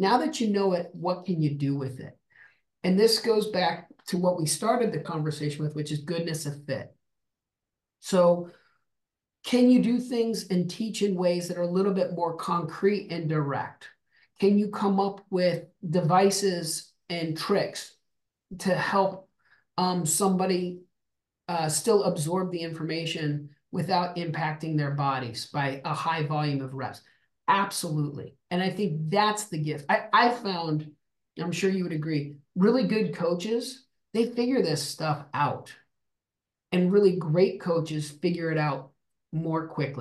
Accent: Albuquerque, New Mexico, United States; I'm from the desert. I grew up in Albuquerque, New Mexico

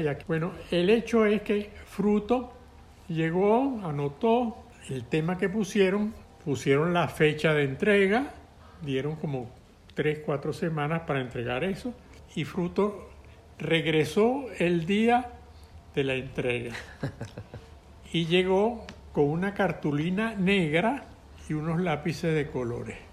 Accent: Caracas, Capital District, Venezuela; Yo soy un caraqueño que conoce las playas cercanas a Caracas

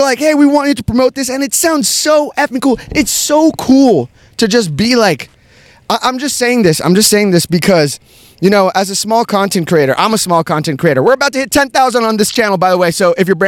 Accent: United States; I'm from here, from the United States

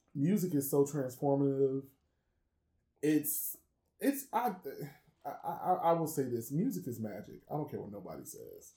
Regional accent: Chicago, Illinois, United States; I am from Chicago, which means that I am a house head by default

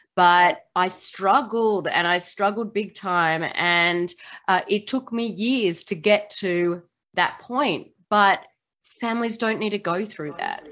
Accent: Australia; now in Seattle, United States; I don't sound like I'm from the US. I am from Australia, but I do live in Seattle, Washington, um, in the US

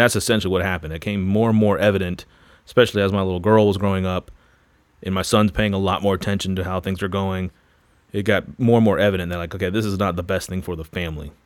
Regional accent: Florida, United States; moved away as an adult; also born or lived in Louisville; I grew up in Florida, r, heavily involved in the surf and skate culture.

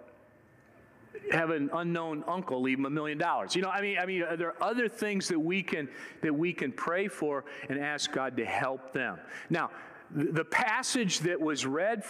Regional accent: Michigan, United States; moved away; I was born and raised in Michigan

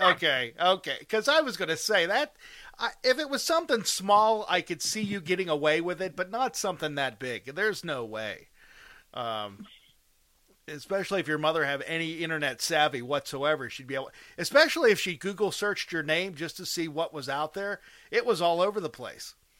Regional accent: outside of Pittsburgh, Pennsylvania, United States; I'm from outside of Pittsburgh

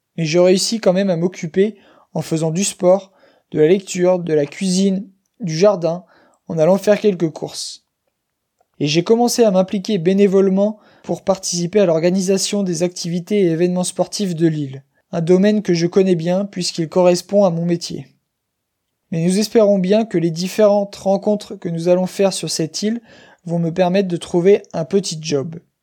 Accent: Chemillé, Pays de la Loire, France; moved away as an adult; also born or lived in Paris; Je suis originaire de Chemillé, dans le Maine-et-Loire, une petite ville de 7000 habitants dans l'ouest de la France.

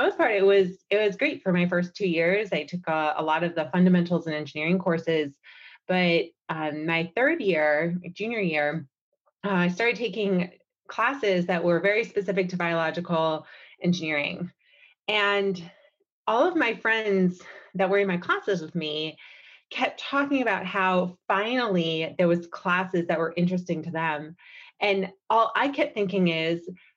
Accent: New York, United States; I grew up in New York

